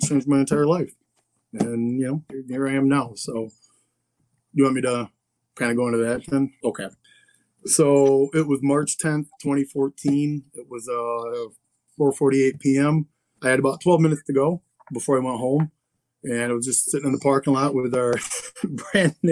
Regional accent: Lansing, Michigan, United States; I'm from Lansing, Michigan.

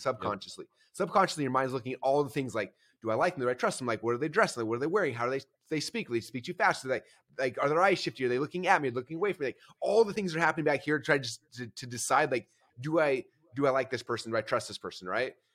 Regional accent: Boise, Idaho, United States; I'm from Boise, Idaho

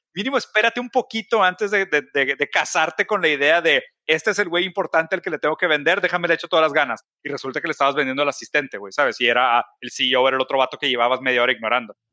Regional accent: Brazil; now in Mexico; yo soy brasileño, entonces mi campo de actuación en México es muy poco

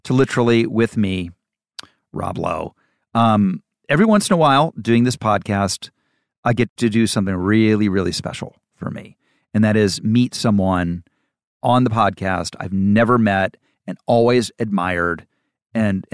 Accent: Santa Monica, California, United States; I'm from Santa Monica High School

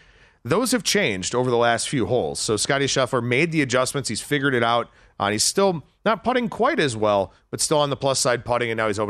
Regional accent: Cleveland, Ohio, United States; I'm from Cleveland. I know pain. I fully understand where he's coming from.

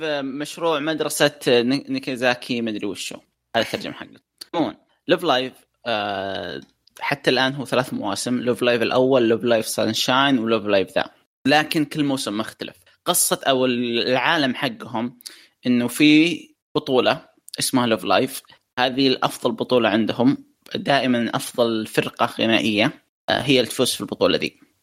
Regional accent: Saudi Arabia; عندنا في السعوديه

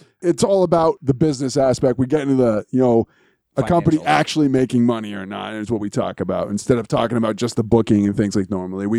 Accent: New England, United States; since we're both from New England and big fans of the New England area.

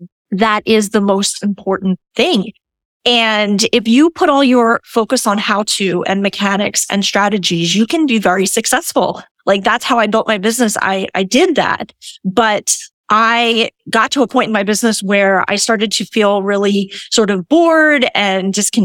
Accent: Cherry Hill, New Jersey, United States; moved away as an adult; now in St. Petersburg, United States; I'm originally from Jersey, but I moved to Florida about... I came to Florida for the winter 4 years ago and just never left

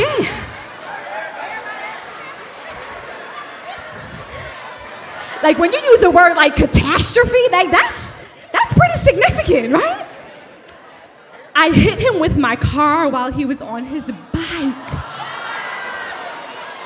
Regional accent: New York City, New York, United States; we're also from Brooklyn

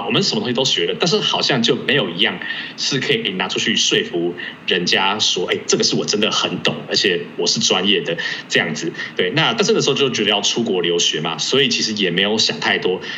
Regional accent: Taipei, Taiwan; moved away as an adult; also born or lived in Hengchun, Pingtung County; now in United States; 因为我自己算是在台北出生长大，但是我国小大概有三个，三年的时间，我是住在，呃，屏东县的恒春镇

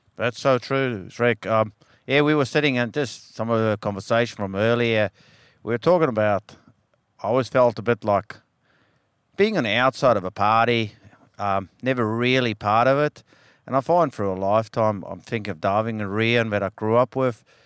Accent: South Africa; now in Western Australia, Australia; I grew up in South Africa, and um, it was pretty hardcore, cold water, small fish, etc. And um, now, as many years later, I'm here in WA

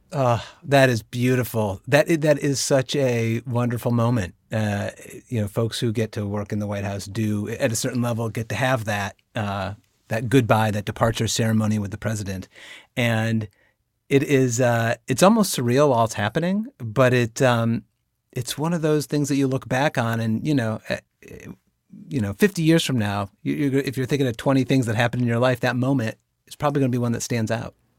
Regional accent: Binghamton, New York, United States; I am a proud native of upstate New York. I'm from the Binghamton area

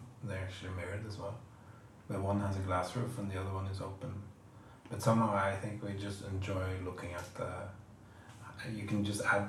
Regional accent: Norway; now in London, United Kingdom; I'm from Norway

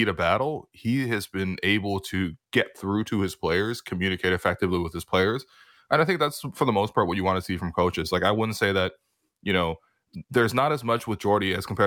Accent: Canada; as a Canadian basketball fan

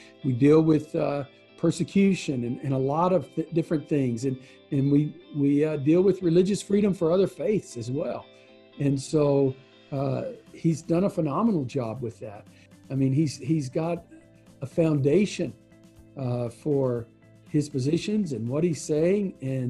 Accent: Texas, United States; And I grew up in Deep East Texas.

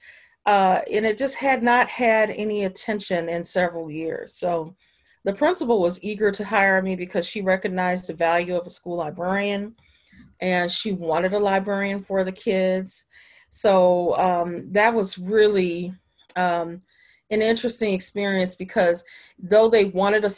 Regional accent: Chicago, Illinois, United States; now in Washington, D.C., United States; I'm originally from Chicago, Illinois

